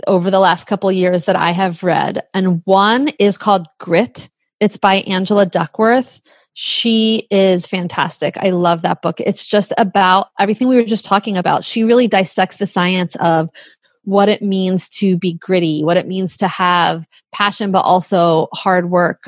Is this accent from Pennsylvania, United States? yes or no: yes; Bucks County, Pennsylvania, United States; we're from Bucks County